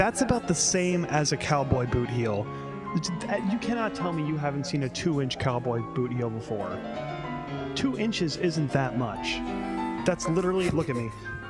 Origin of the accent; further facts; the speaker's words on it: Detroit, Michigan, United States; We're not from Ohio. We're from Detroit.